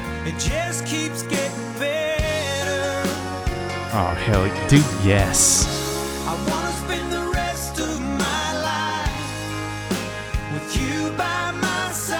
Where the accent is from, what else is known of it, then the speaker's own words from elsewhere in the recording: the South, United States; accent: southern; that song is kind of bringing out my southern accent a little bit.